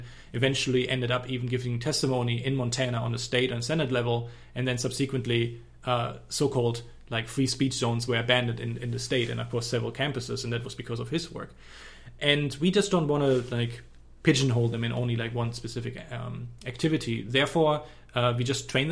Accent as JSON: {"language": "English", "country": "Germany", "accent": "German", "said": "I don't have a Texan accent. My accent is from Germany"}